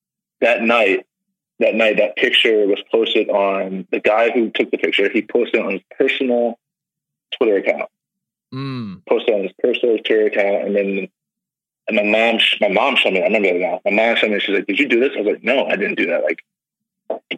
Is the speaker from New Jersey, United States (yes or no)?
yes; New Jersey, United States; now in Illinois, United States; being from South Jersey, I was born in South Jersey. I lived there for most of my life